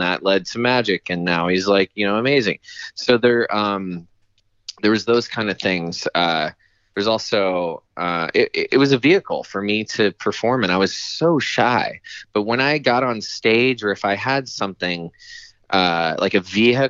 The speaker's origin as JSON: {"language": "English", "town": "Chattanooga", "region": "Tennessee", "country": "United States", "tie": "born or raised there", "also_born_or_lived": "New York", "moved": "yes", "said": "I grew up in Chattanooga, Tennessee, to a school teacher and a minister"}